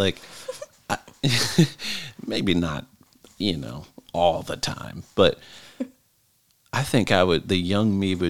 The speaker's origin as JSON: {"language": "English", "town": "Elkton", "country": "United States", "tie": "born or raised there", "said": "And I'm from Elkton my whole life."}